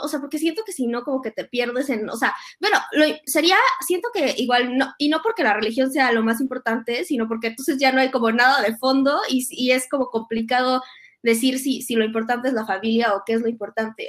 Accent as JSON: {"language": "Spanish", "country": "Mexico", "tie": "born or raised there", "said": "como fuimos criados católicos en México"}